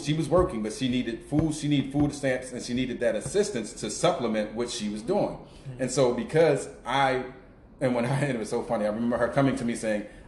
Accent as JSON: {"language": "English", "town": "Baltimore", "region": "Maryland", "country": "United States", "tie": "born or raised there", "said": "I grew up in the Greenmount West community"}